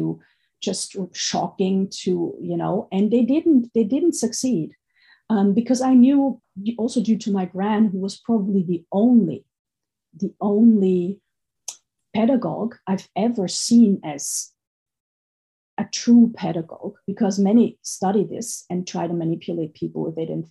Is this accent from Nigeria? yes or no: no; Austria; moved away; I grew up in Austria, and Austria is at the surface a very rich country